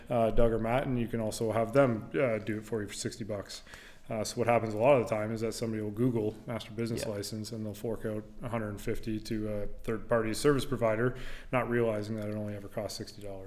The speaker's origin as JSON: {"language": "English", "town": "Chatham-Kent", "region": "Ontario", "country": "Canada", "tie": "born or raised there", "also_born_or_lived": "Amherstburg, Ontario", "said": "Moved to Chatham when I was young, like two. Uh, spent most of my time in Chatham growing up through grade eight"}